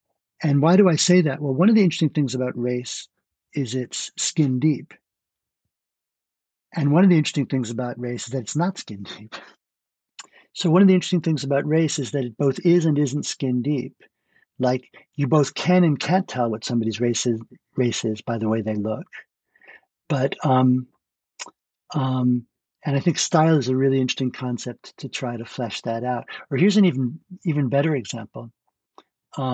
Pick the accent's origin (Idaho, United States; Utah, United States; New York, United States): New York, United States; So I don't have a New York accent, even though I grew up in New York.